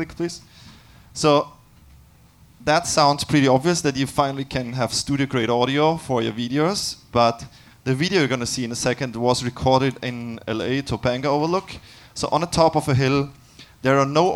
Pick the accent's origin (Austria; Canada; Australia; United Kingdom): Austria; I'm from Austria